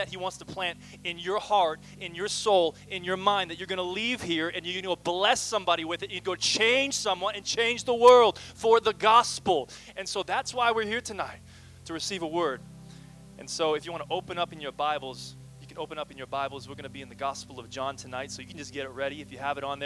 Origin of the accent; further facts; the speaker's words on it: Kelowna, British Columbia, Canada; moved away as an adult; also born or lived in Michigan; now in Portland, United States; I'm from the sunny Okanagan Valley